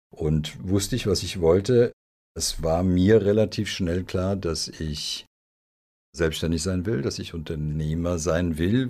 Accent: Rheingau, Hesse, Germany; also born or lived in Belgrade, Serbia / Leeds, England; Ich bin im Rheingau zur Schule gegangen, in die Grundschule, dann aufs Gymnasium

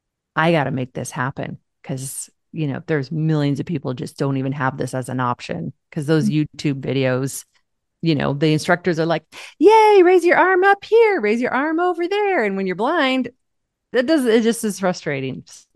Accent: Seattle, Washington, United States; from Seattle.

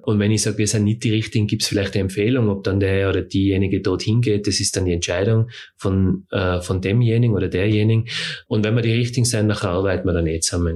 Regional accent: Tyrol, Austria; bei uns in Tirol

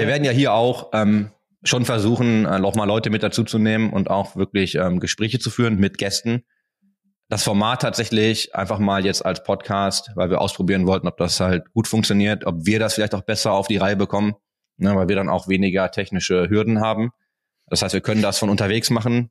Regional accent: Duisburg, North Rhine-Westphalia, Germany; now in Berlin, Germany; komme ich aus Duisburg. Aus dem wunderschönen Duisburg.

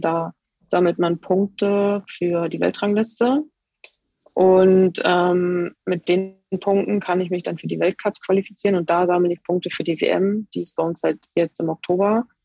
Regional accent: Hildesheim, Lower Saxony, Germany; now in Cottbus, Germany; ursprünglich komme ich aus Hildesheim bei Hannover.

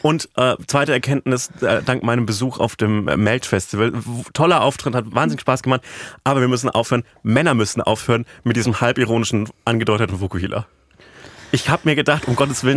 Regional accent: Upper Franconia, Bavaria, Germany; moved away; in Bayern, in meiner oberfränkischen Heimat

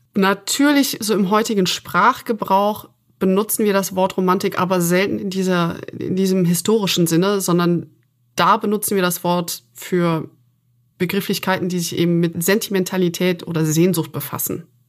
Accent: Aachen, North Rhine-Westphalia, Germany; mit denen ich aufgewachsen bin in Aachen

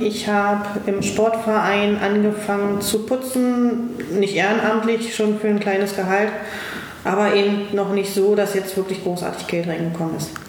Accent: East Germany, Germany; ich als gebürtiger Ossi, damals ja noch, ähm, bin in den Westen gegangen

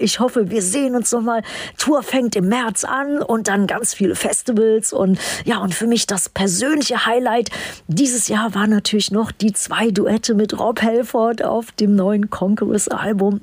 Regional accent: Düsseldorf, North Rhine-Westphalia, Germany; moved away; in meiner alten Heimat Düsseldorf

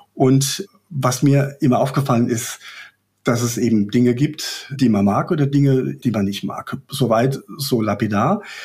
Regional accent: Rhineland-Palatinate, Germany; Ich komme aus der Pfalz

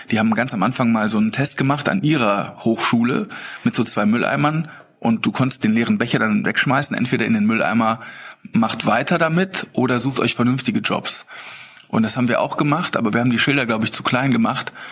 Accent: Bonn, North Rhine-Westphalia, Germany; klar in Köln sowieso, wir kommen ja aus Bonn.

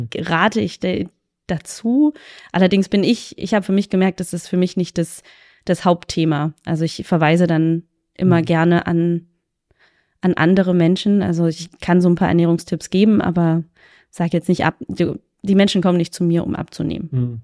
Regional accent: Magdeburg, Saxony-Anhalt, Germany; bin aus Magdeburg

